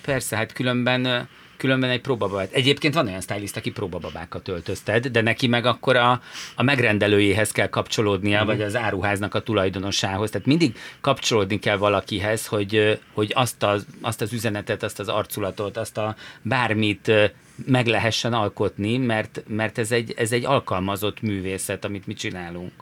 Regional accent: Budapest, Hungary; Budapesten mi itt születtünk

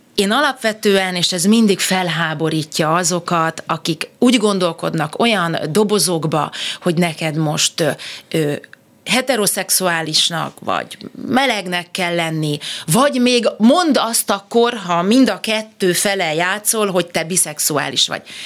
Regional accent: Budapest, Hungary; én megszülettem a, hát egy szép helyre születtem a második kerületbe, a Budenz utcába

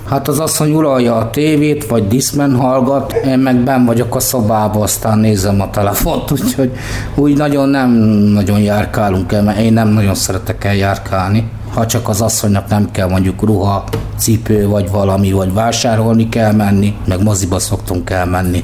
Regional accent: Budapest, Hungary; born or raised there; also born or lived in Mosonmagyaróvár

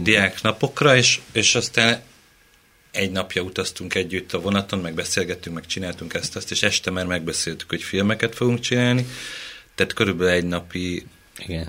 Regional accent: Mende, Pest, Hungary; Én Mendei vagyok.

